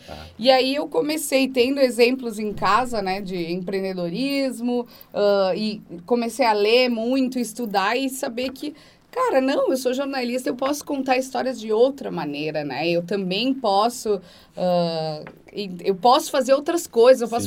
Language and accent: Portuguese; Antônio Prado, Rio Grande do Sul, Brazil; Eu sou de Antônio Prado, lá no interior do Rio Grande do Sul.